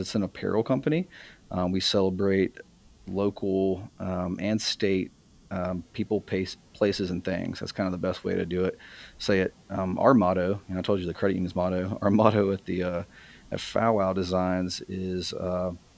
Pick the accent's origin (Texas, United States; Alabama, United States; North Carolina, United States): Alabama, United States; Huntsville; I was born in Huntsville